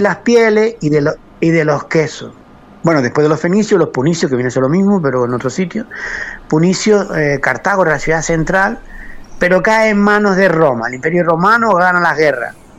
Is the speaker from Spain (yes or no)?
yes; Arrecife, Canary Islands, Spain; also born or lived in Arrieta, Haría, Lanzarote; nací en Arrecife, aunque mi familia mm, venía del norte del, pueblo, eh, venía de Aría, de Aría y de Mague